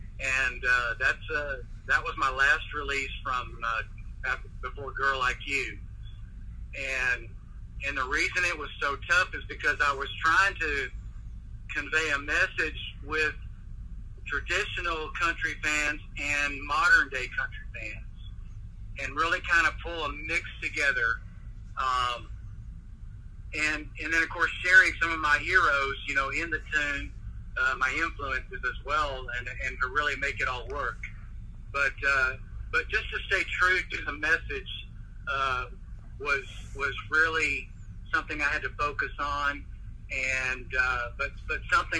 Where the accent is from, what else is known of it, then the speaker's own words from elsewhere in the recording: Dallas, Texas, United States; born there; Of course, I was born in Dallas.